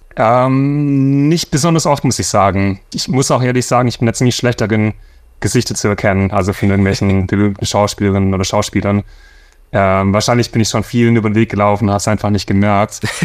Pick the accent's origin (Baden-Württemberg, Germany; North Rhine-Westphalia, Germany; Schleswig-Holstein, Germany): Baden-Württemberg, Germany; Swabia; moved away as an adult; now in Los Angeles, United States; Für mich als Schwabe